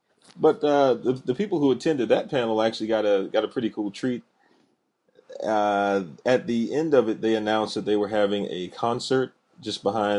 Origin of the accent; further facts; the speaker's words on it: Texas, United States; I'm from Texas.